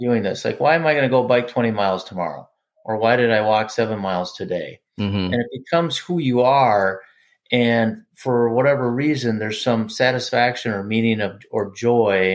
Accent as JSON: {"language": "English", "region": "Minnesota", "country": "United States", "tie": "born or raised there", "said": "growing up in Minnesota"}